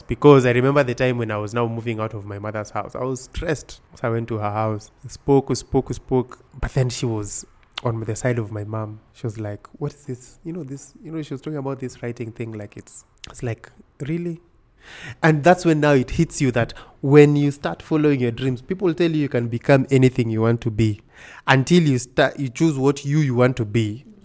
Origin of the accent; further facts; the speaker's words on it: Kisumu, Kisumu County, Kenya; moved away as an adult; also born or lived in Nairobi / Siaya; I was born in Nairobi. In ninety-one. In ninety-two, my parents moved to Kisumu. And I grew up in Kisumu my whole life up until I was now joining university and then I came to Nairobi.